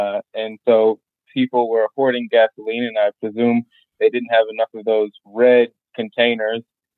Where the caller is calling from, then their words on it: St. Louis, Missouri, United States; also born or lived in Bronx, New York; I'm calling in from St. Louis.